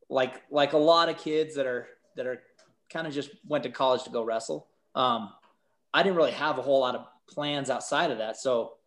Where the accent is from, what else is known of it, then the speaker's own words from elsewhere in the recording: Boise, Idaho, United States; also born or lived in Manchester; I was raised in the Boise area, but that's kind of blown up since, but it was still kind of had a small town feel when I was growing up.